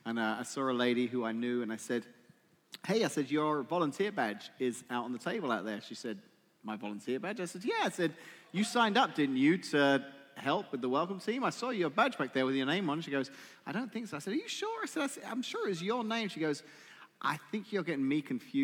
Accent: England, United Kingdom; moved away; I'm English

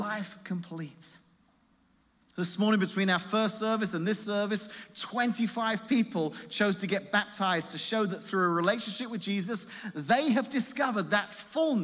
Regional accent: England, United Kingdom; now in Washington, United States; I'm from England

